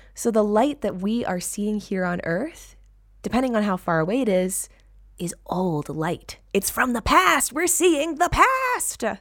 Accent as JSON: {"language": "English", "region": "California", "country": "United States", "tie": "born or raised there", "said": "my home state"}